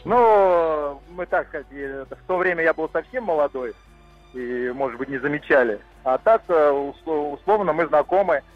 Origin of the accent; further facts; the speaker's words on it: Lipetsk, Lipetsk Oblast, Russia; now in Moscow, Russia; я как бы, родом из Липецка, и в 90 года, 90 й год пошел в первый класс